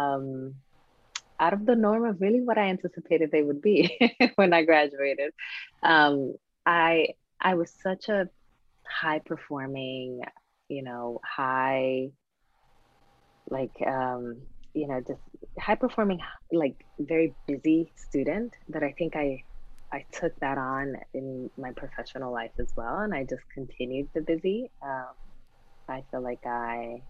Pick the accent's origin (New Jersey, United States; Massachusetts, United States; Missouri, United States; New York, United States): New Jersey, United States; Newark; my hometown of Newark